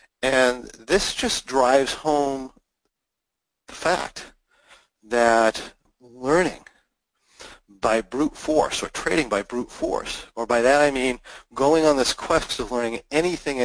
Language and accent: English; United States; as an American